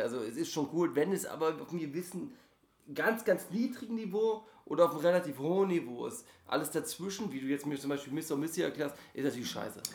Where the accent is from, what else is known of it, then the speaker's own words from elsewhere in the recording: Germany; ich bin ja gerade der einzige äh, Deutsche